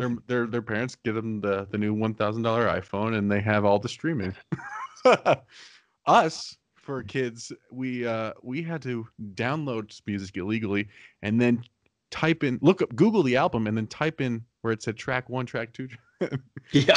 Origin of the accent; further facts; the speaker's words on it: Arizona, United States; I'm from Arizona, so I don't have winter clothes